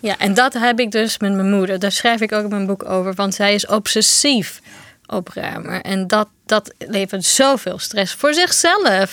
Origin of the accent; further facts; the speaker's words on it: Brazil; Dutch is a second language; now in Netherlands; Ik kom zelf uit Brazilië